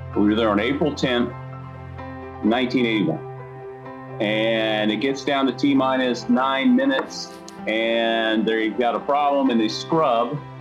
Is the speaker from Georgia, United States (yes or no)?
yes; Atlanta, Georgia, United States; now in Huntsville, United States; was born and raised in Atlanta, Georgia, so I'm one of the few, the proud Atlanta native.